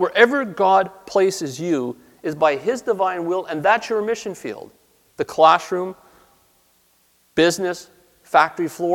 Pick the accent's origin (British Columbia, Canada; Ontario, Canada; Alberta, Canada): Ontario, Canada; Toronto; moved away as an adult; also born or lived in New Brunswick; I grew up in Toronto.